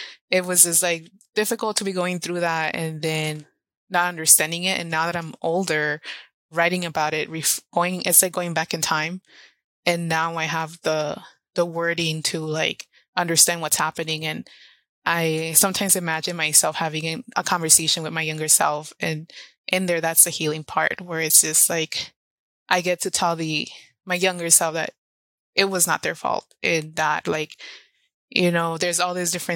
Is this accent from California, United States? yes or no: yes; Los Angeles, California, United States; English is a second language; also born or lived in Orizaba, Veracruz, Mexico / San Francisco / Oakland / Portland; So I've been raised